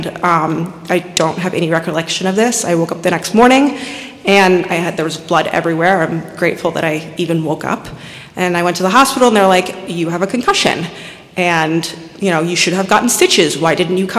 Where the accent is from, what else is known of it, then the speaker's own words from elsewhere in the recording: Westchester, New York, United States; I was born and raised in Westchester.